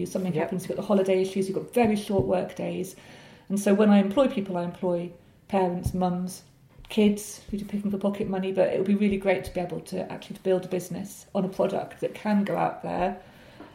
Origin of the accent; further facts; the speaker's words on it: North Hertfordshire, East of England, United Kingdom; I grew up in North Hertfordshire